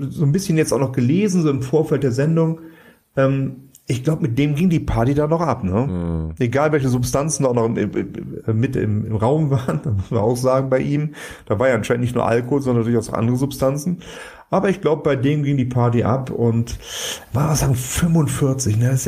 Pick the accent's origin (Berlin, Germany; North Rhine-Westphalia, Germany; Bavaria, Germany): North Rhine-Westphalia, Germany; Cologne; dass du immer irgendwie gerade uns warst muss man sagen, so als Kölsche.